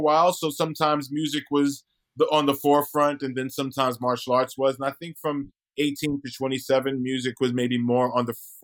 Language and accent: English; Brooklyn, New York, United States; moved away as an adult; now in Los Angeles, United States; I'm from Brooklyn. I'd never left Brooklyn